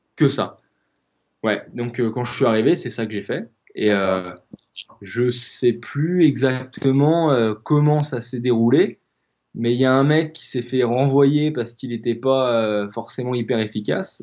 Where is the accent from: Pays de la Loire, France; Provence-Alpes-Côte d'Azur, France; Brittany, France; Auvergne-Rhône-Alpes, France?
Brittany, France; Rennes; moved away as an adult; now in La Rochelle, France; je suis originaire de, de Bretagne, je suis originaire de, de, euh, de Rennes à la base